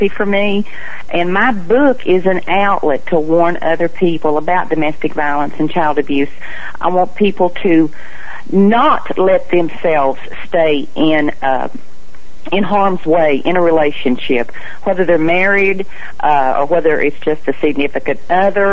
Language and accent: English; Athens, Tennessee, United States; moved away as an adult; now in Florida, United States; my hometown of Athens, Tennessee